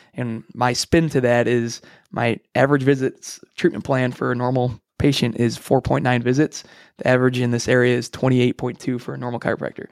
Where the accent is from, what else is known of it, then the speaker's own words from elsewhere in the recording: Frankfort, Illinois, United States; I grew up in Frankfort, Illinois, so right here in the hometown.